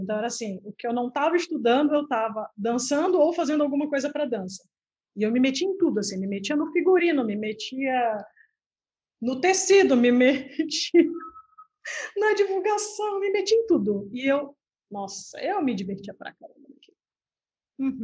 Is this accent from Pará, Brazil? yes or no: yes; Belém, Pará, Brazil; now in Santa Catarina, Brazil; eu sou na, nascida em Belém do Pará e moro em Santa Catarina